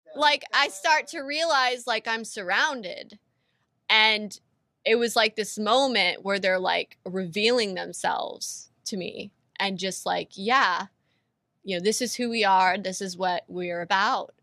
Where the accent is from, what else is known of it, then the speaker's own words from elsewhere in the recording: California, United States; I was born and raised in California